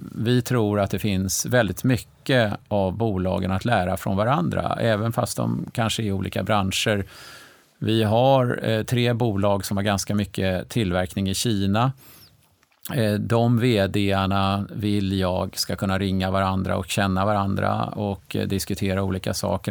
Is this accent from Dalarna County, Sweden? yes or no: no; Stockholm, Stockholm County, Sweden; jag är faktiskt född i Stockholm 1960